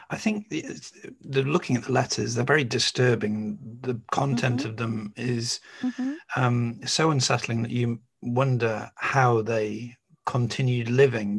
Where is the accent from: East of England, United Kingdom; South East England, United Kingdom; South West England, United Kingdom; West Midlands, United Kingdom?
West Midlands, United Kingdom; Staffordshire; I grew up in Staffordshire.